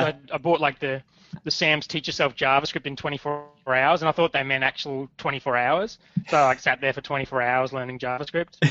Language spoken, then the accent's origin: English; Logan, Queensland, Australia; now in Gold Coast, Australia; I grew up in Brisbane in a place called Logan